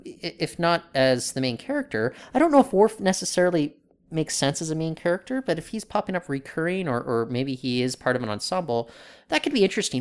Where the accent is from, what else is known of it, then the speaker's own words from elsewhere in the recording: United States; now in Canada; I grew up in the U S